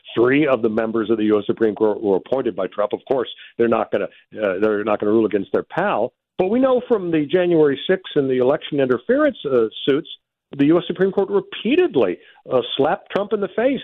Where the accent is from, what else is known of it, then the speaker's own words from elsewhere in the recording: California, United States; my home state, California